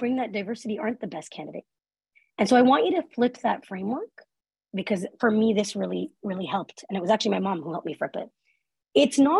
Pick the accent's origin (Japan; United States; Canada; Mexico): Canada; as a Canadian